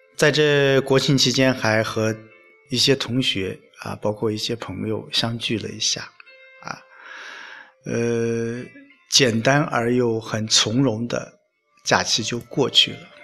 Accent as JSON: {"language": "Chinese", "town": "Lu'an", "region": "Anhui", "country": "China", "tie": "born or raised there", "moved": "yes", "lives_now": "Xuancheng, China", "said": "回了一次老家。呃，我出生的地方"}